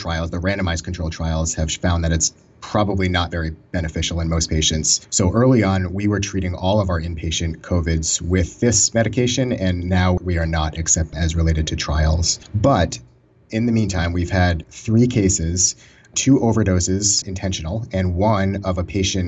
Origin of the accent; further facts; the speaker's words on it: Boston, Massachusetts, United States; also born or lived in Maryland; I moved back home from Maryland to Boston area